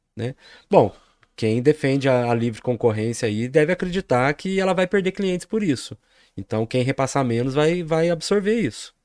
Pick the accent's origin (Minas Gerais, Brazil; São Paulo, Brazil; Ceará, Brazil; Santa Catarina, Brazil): Minas Gerais, Brazil; Poços de Caldas; sou de Poços de Caldas